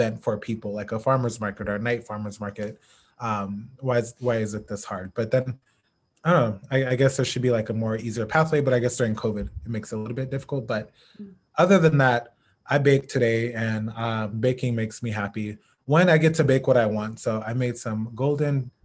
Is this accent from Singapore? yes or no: no; Phoenix, Arizona, United States; also born or lived in Los Angeles, California; I was born in Phoenix, Arizona. Went to all of my schooling here except for my doctoral program, which was at USC in LA. But all my high school, elementary school, middle school, kindergarten